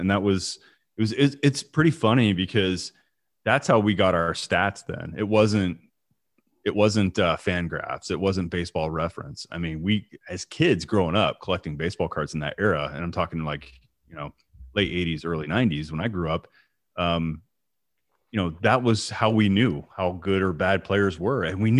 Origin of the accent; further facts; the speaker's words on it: Illinois, United States; because I grew up in Central Illinois.